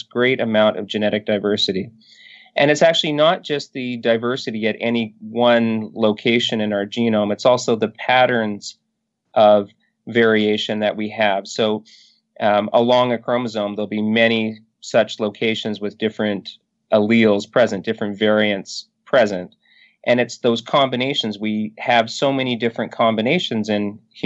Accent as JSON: {"language": "English", "region": "northern British Columbia", "country": "Canada", "tie": "born or raised there", "said": "I grew up in northern British Columbia, and I have to say, growing up in Canada probably saves me a little bit"}